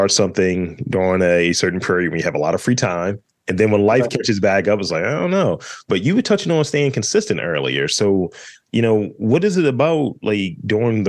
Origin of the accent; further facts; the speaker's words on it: Baltimore, Maryland, United States; that's what we say up here in Baltimore